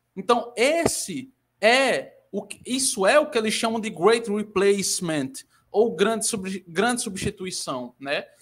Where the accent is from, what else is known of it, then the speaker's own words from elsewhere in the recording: Ceará, Brazil; eu sou brasileira, assim como o Lucas é, só que eu sou nordestina, né? Eu sou cearense.